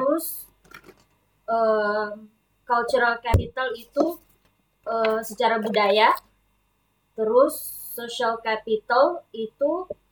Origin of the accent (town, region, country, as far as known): Sorowako, South Sulawesi, Indonesia; born or raised there